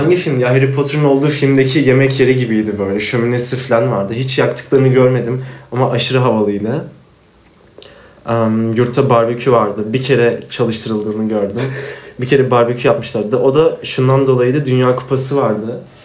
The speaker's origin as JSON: {"language": "Turkish", "region": "Afyonkarahisar", "country": "Turkey", "said": "Ben Afyonluyum"}